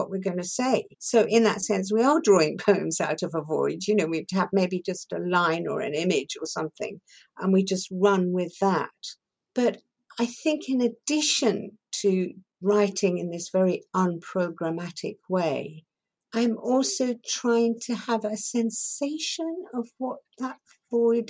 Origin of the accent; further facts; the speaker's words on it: Shanklin, South East England, United Kingdom; first language Persian; English is a second language; also born or lived in Tehran, Iran; I was born in Tehran, and then at the age of 6, I was sent to Shanklin on the Isle of Wight to boarding school